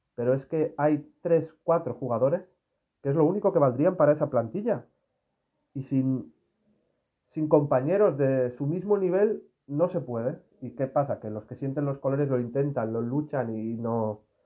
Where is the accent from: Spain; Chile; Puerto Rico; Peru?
Spain; Castellón, Valencian Community; es de mi tierra.